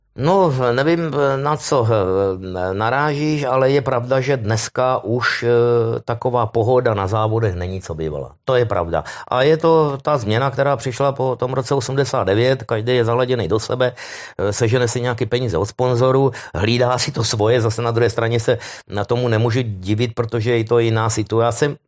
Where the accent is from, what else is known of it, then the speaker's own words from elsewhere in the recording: Moravia, Czechia; já jsem Moravák